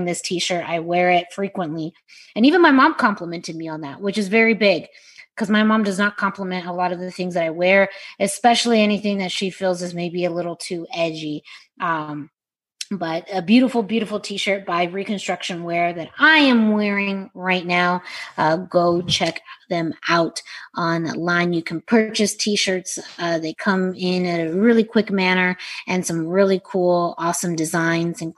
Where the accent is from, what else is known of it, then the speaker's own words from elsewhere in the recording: Southwest, United States; kid growing up in the Southwest